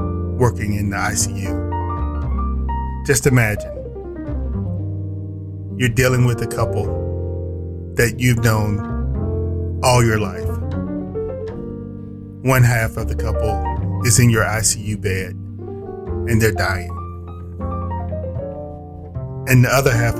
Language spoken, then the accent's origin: English; Indianola, Mississippi, United States; I worked in my hometown of Indianola, Mississippi